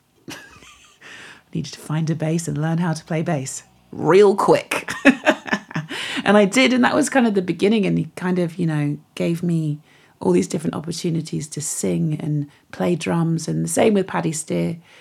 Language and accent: English; Devon, South West England, United Kingdom; moved away; also born or lived in Manchester; So I grew up in Devon, grew up in the West Country